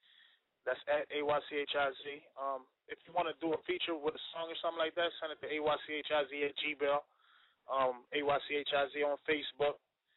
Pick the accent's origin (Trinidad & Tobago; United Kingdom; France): Trinidad & Tobago; now in Philadelphia, United States; I'm from Trinidad. I'm an artist as well as a director, I guess you could say.